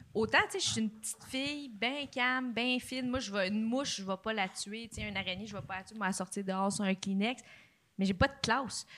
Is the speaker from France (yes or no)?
no; Joliette, Quebec, Canada; je viens de Juliette